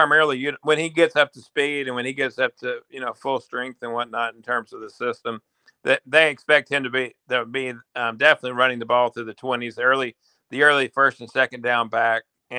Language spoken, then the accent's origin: English; Frankfort, Kentucky, United States; my hometown of Frankfort, Kentucky.